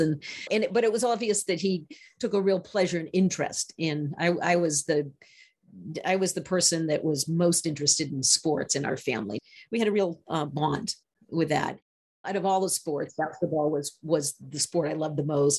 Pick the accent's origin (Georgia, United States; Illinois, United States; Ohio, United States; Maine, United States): Maine, United States; I grew up in Maine. Maine is white.